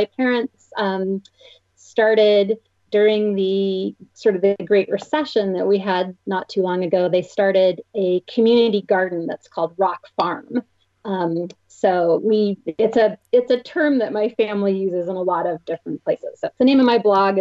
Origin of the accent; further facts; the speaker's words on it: Bainbridge Island, Washington, United States; I grew up where I still live today, here on Bainbridge Island